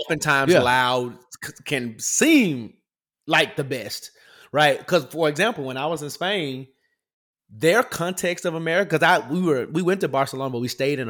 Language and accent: English; United States; being an American